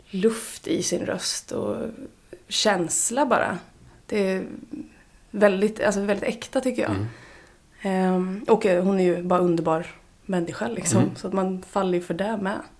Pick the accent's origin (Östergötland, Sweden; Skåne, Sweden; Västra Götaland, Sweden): Östergötland, Sweden; Mjölby; Jag är från Mjölby.